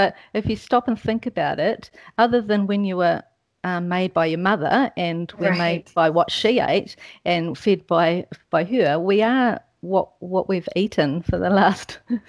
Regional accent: New Zealand; moved away as an adult; also born or lived in Switzerland; I'm a Kiwi

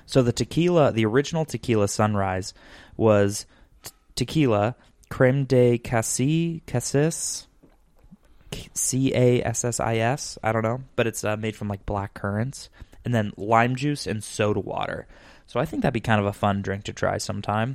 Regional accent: Arizona, United States; moved away; peppers grow pretty well in my home state

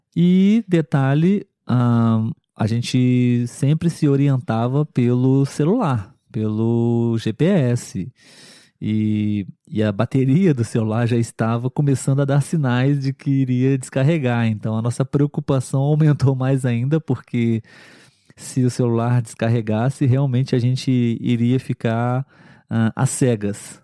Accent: Brazil

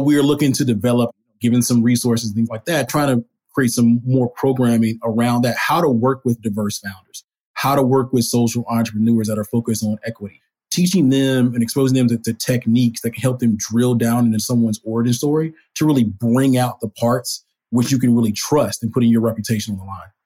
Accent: Alabama, United States; moved away as an adult; also born or lived in Tallahassee, Florida; now in Atlanta, United States; I'm originally from Alabama

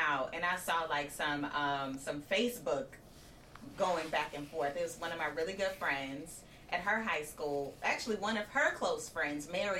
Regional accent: Indiana, United States; I'm from Indiana, so I grew up 2 hours away from Chicago

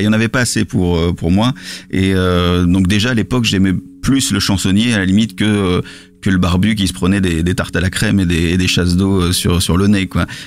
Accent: Lille, Hauts-de-France, France; je, suis pas euh, parisien, je suis lillois

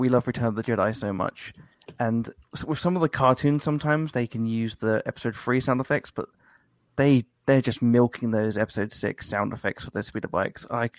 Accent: United Kingdom; Well, I'm British, so we grew up with Doctor Who

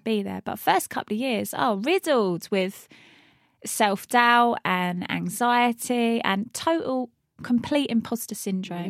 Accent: Luton, East of England, United Kingdom; I'm from Luton, left school at fifteen, didn't go to college

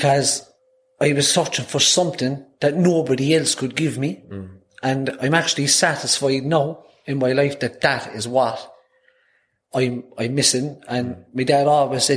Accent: Cork, Munster, Ireland; first language Irish; I'm born and reared on Redemption Road on the north side of Cork City

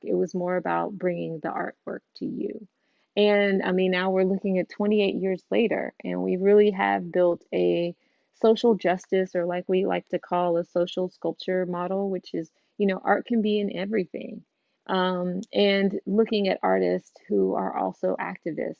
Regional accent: Houston, Texas, United States; I'm from Houston, Texas

